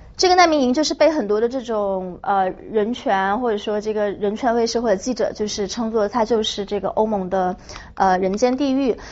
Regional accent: China; 作为一个中国人

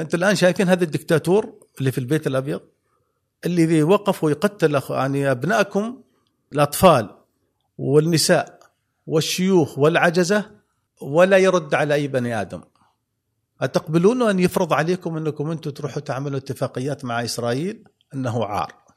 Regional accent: Oman; نحن كعمانيين

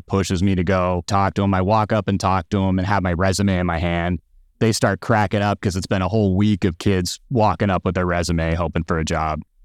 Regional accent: Phoenix, Arizona, United States; moved away; also born or lived in Tucson, Arizona; I'm originally from Phoenix, Arizona

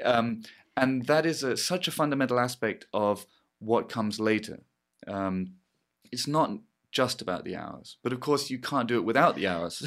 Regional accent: England, United Kingdom; I'm English

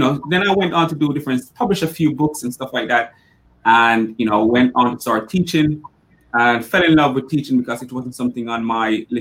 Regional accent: Jamaica; moved away as an adult; I'm from Jamaica originally, and I was one of those people, growing up who wasn't supposed to be anything

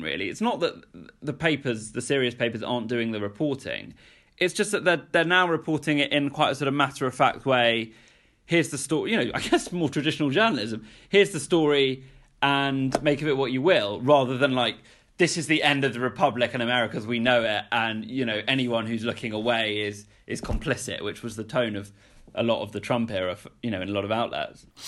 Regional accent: United Kingdom; born or raised there; moved away as an adult

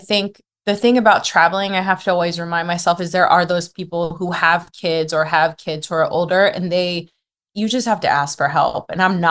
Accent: United States; moved away as an adult; now in Turkey; I'm American

